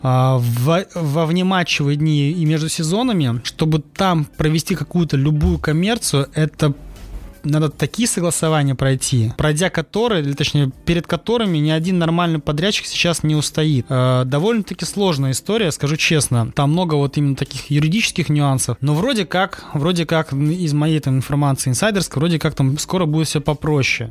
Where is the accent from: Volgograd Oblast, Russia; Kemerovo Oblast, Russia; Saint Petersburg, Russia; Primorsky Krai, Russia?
Saint Petersburg, Russia; now in Sochi, Russia; я сам из Петербурга